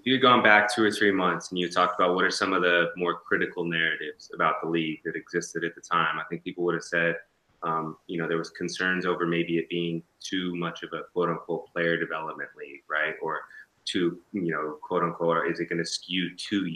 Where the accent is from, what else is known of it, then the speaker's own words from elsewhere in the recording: West Coast, United States; I'm from the West Coast